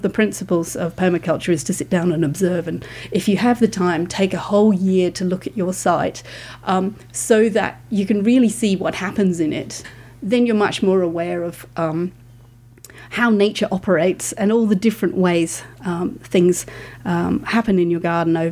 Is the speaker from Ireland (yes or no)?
no; United Kingdom; now in Australia; I'm from the UK, as you can probably tell from my accent.